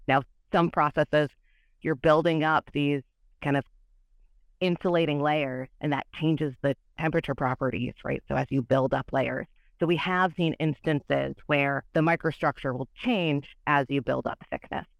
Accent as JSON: {"language": "English", "region": "Michigan", "country": "United States", "also_born_or_lived": "Illinois", "moved": "yes", "said": "I'm from Michigan, and my schooling is all in Illinois"}